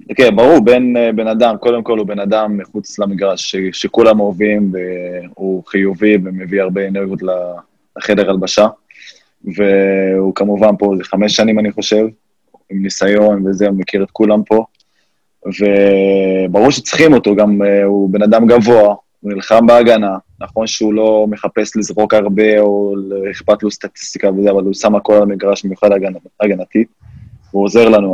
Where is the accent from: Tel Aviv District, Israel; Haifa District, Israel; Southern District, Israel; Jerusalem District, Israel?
Haifa District, Israel; Fureidis; moved away as an adult; also born or lived in United States; פרדיס, זה ליד זיכרון יעקב